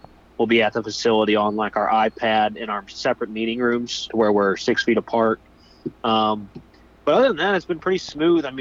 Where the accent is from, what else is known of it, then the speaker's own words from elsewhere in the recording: St. Louis, Missouri, United States; I'm from St. Louis area